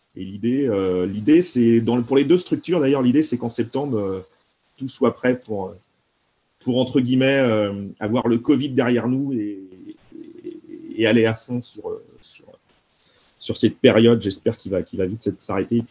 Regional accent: Nantes, Pays de la Loire, France; je suis nantais, je suis né à Nantes

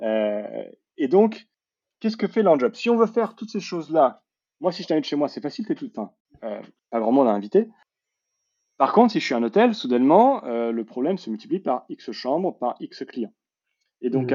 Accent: Paris, Île-de-France, France; je suis parisien born and raised

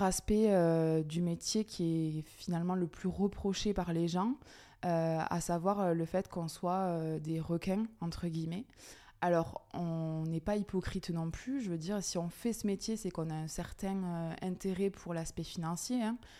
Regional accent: Aveyron, Occitania, France; moved away as an adult; now in Toulouse, France; je suis native de l'Aveyron où j'ai eu donc mon cursus scolaire classique

